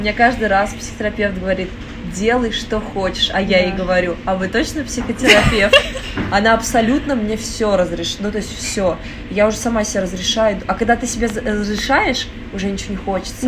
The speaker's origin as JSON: {"language": "Russian", "region": "Moscow", "country": "Russia", "tie": "born or raised there", "said": "я родилась в Москве, угу. и я никогда где-то не жила."}